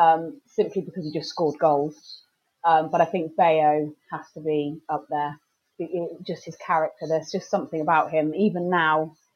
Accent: Somerset, South West England, United Kingdom; accent: Somerset; I don't live in Hampton. I live in Somerset, which you can probably tell by my accent. But we drive up quite regularly.

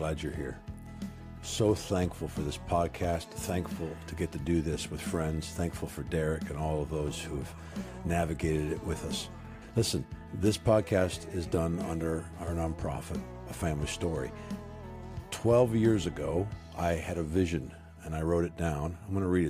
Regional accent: Canada; moved away as an adult; also born or lived in Jackson, Mississippi; I'm a Canadian kid

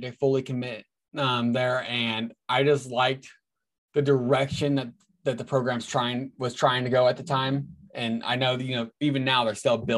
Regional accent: Tracy, California, United States; moved away as an adult; also born or lived in Havre, Montana; Growing up in California, I grew up in Tracy, California

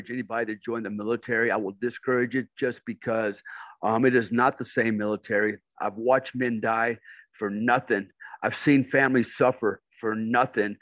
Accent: United States; now in Indonesia; I'm an American

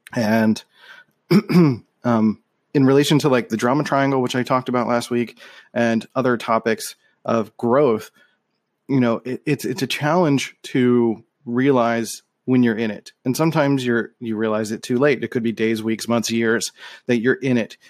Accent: Philadelphia, Pennsylvania, United States; I grew up in Philadelphia

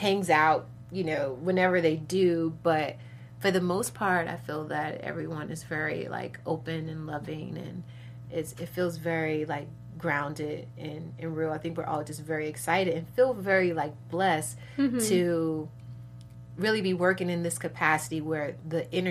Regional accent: Chicago, Illinois, United States; I'm from Chicago, originally from the west side of Chicago

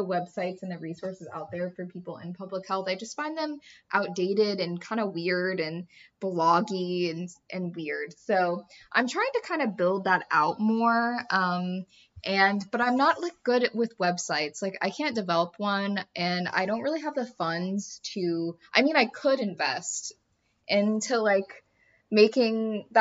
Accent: Kansas City, United States; also born or lived in the South (US); now in the South, United States; I'm from Kansas City

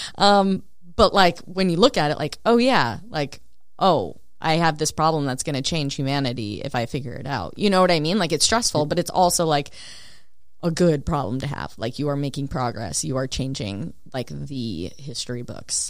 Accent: Spicer, Minnesota, United States; my hometown's a thousand people.

